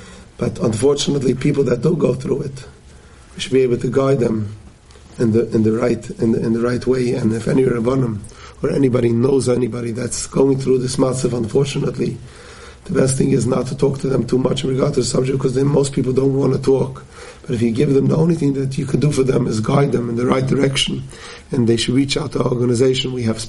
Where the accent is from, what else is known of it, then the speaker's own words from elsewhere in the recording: Forest Hills, New York, United States; I grew up here in Forest Hills many more years than I care to think, and literally davened down the road at the Queens Jewish Center.